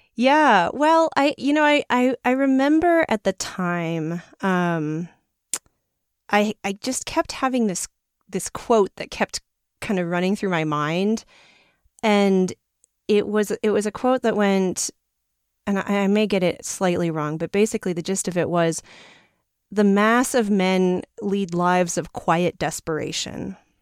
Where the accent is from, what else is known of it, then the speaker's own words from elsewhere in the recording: New York City, New York, United States; I come from New York City, which is not necessarily known for being the most outdoorsy place